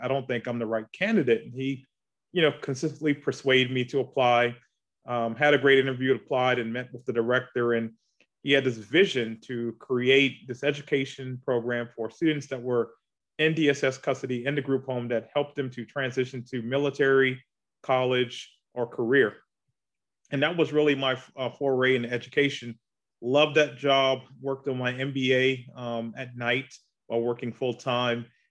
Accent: Charleston, South Carolina, United States; moved away as an adult; now in Augusta, United States; I'm from Charleston, South Carolina, uh, born and raised there

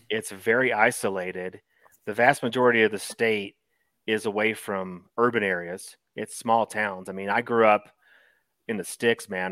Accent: Eastern Kentucky, United States; growing up in Eastern Kentucky with your grandparents there

